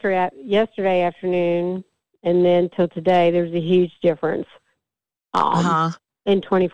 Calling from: Nashville, Tennessee, United States; Oh, I'm in Nashville, Tennessee, so not too far from Julie

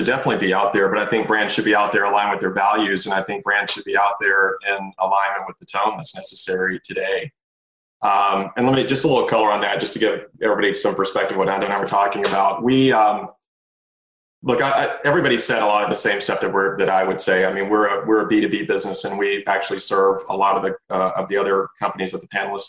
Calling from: Atlanta, Georgia, United States; I am tuning in from Atlanta, and I'm very happy to be tuning in from Atlanta.

